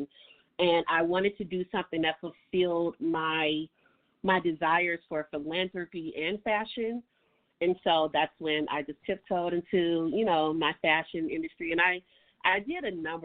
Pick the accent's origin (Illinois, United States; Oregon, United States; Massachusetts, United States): Illinois, United States; Chicago; growing up here in Chicago